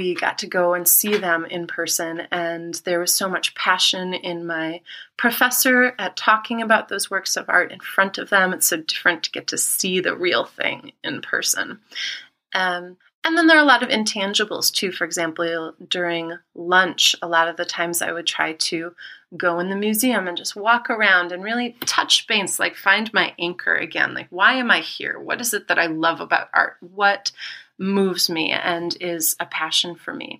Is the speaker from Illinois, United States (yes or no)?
yes; Naperville, Illinois, United States; also born or lived in Chicago / Oak Park; I grew up in Naperville, Illinois